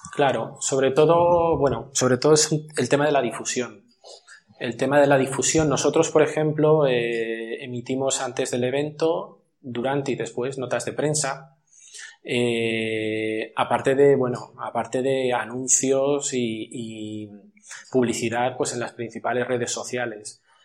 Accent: Madrid, Community of Madrid, Spain; moved away as an adult; now in Almería, Spain; yo soy de Madrid, aunque llevo aquí felizmente 14 años ya

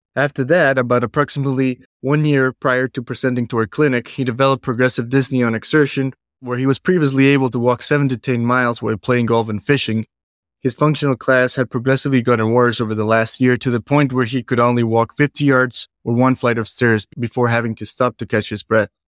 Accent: Bogota, Colombia; now in Cleveland, United States; I'm originally from Bogota, Colombia

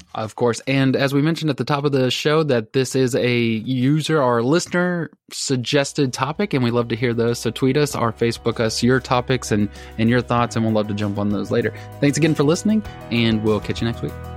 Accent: Texas, United States; I'm from Texas

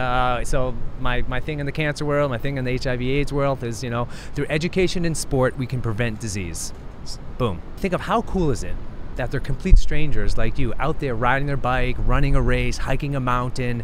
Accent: United States; born and raised in the United States, living in New York City

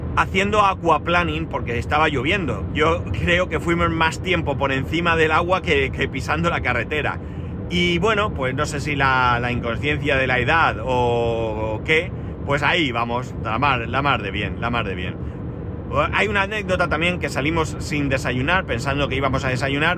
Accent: Spain

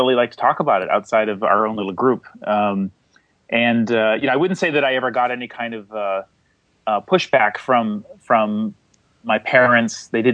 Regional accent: seacoast area of New Hampshire, United States; now in Somerville, United States; I grew up in a small town in the seacoast area of New Hampshire, and I live now in Boston, or a city next to Boston called Somerville.

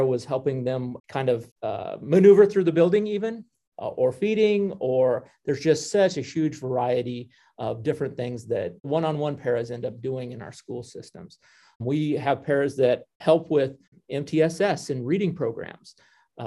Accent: Oconto, Nebraska, United States; moved away as an adult; also born or lived in Laramie, Wyoming; I grew up in Okano, Nebraska, 150 people that used to live in Okano. And then I went to high school at Callaway High School.

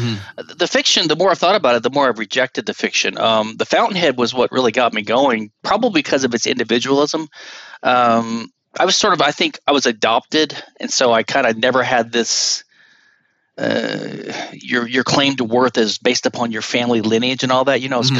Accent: Louisiana, United States; now in Houston, United States; But I'm 53, and I'm from Louisiana originally, and I'm a lawyer in Houston now.

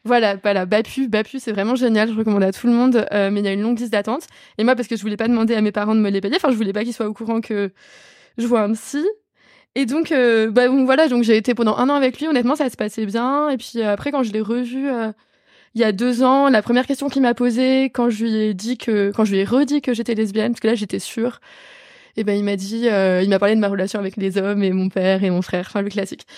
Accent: western Paris area, Île-de-France, France; je viens de l'Ouest parisien

